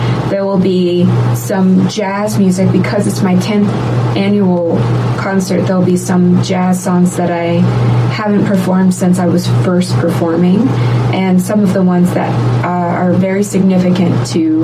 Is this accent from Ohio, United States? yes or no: no; Florida, United States; I grew up half in Florida, half here.